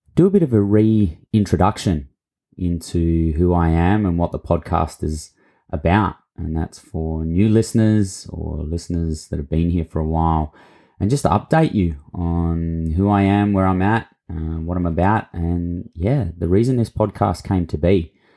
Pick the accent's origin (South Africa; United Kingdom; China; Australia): Australia; Mildura, Victoria; accent: Australian; moved away; grew up, um, for my younger years in a town called Mildura on Latchi Latchi and Barkindji country in Victoria